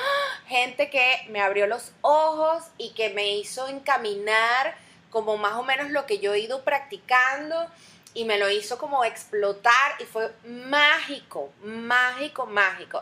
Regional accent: Venezuela; moved away; todos como venezolanos

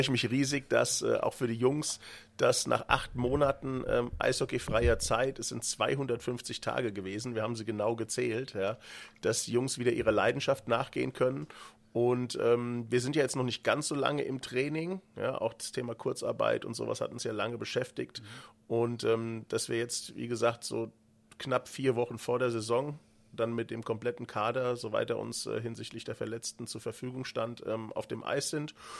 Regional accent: Frankfurt region, Hesse, Germany; accent: local dialect (Hessian); Ich komme ja hier auch aus der Region, wie man es vielleicht hört, an der ja, Mundart

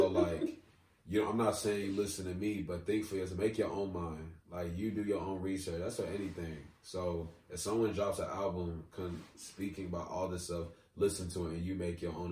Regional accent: United States; I'm Nigerian. I was born here

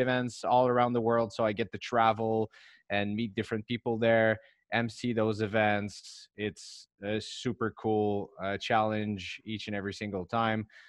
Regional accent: Montreal, Quebec, Canada; English is a second language; I'm from Montreal, so Hockey is the big national sport here

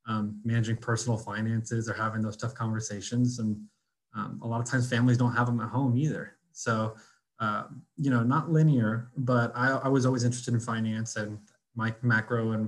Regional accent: The Woodlands, Texas, United States; also born or lived in Austin, Texas; I grew up personally in the Woodlands, born and raised.

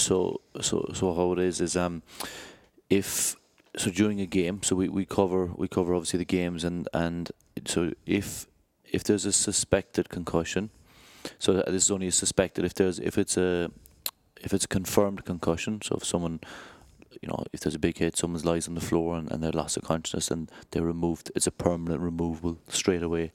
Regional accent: Ireland; moved away as an adult; now in United Kingdom; I grew up, um, in Ireland, obviously by my accent.

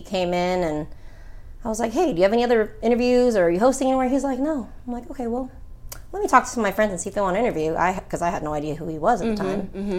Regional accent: California, United States; I need you to come and move down because we're all from California.

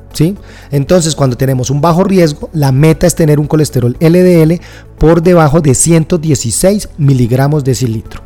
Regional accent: Colombia; en mi país, Colombia

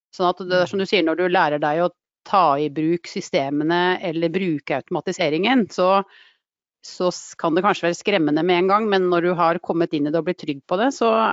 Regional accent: Drammen, Buskerud, Norway; Ektefødt drammenser og lykkelig bestemor

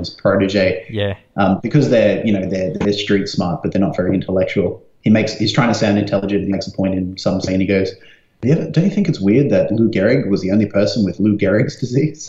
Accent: Brisbane, Queensland, Australia; When I was growing up in Brisbane, we had those classic Telstra phones from the 90s

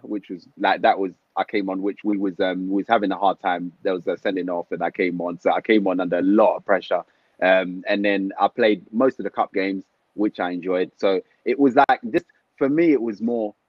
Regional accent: London, United Kingdom; also born or lived in Congo / Harlesden; I've grown up in Tottenham my whole life.

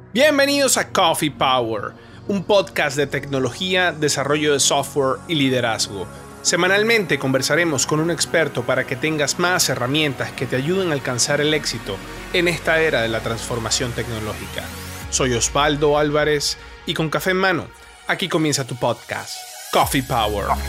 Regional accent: Venezuela; moved away; also born or lived in Colombia; yo soy venezolano, yo, yo nací en Venezuela, me crié en Venezuela, viví 10 años en Colombia

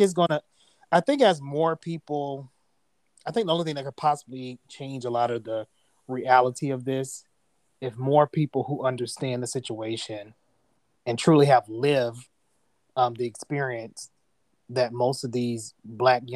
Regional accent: Orlando, Florida, United States; moved away as an adult; also born or lived in Dallas, Texas / North Carolina; now in Indianapolis, United States; I grew up in Florida, Orlando to be exact

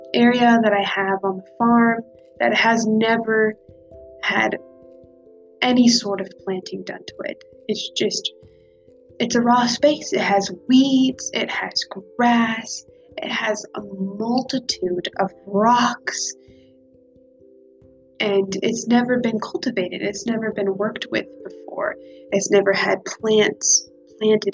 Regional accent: Nebraska, United States; I am from Nebraska. I am from a small town in Nebraska with not even 300 people

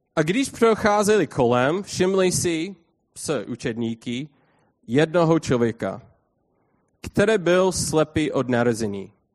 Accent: United States; Czech is a second language; já jsem amík

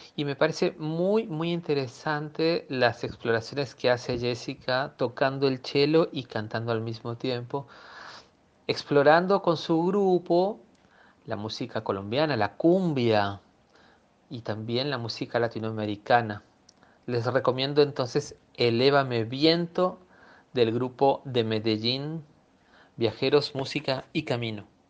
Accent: Peru; moved away as an adult; also born or lived in Buenos Aires, Argentina; now in Argentina; Nací en Perú y en el año 93 me trasladé a Buenos Aires para mm, estudiar en el Conservatorio Nacional.

